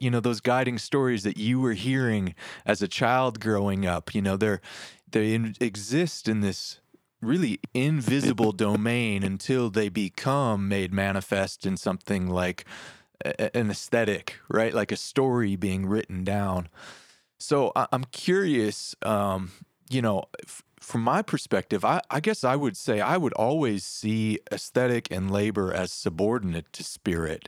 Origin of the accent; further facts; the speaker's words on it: Detroit, Michigan, United States; I grew up in Detroit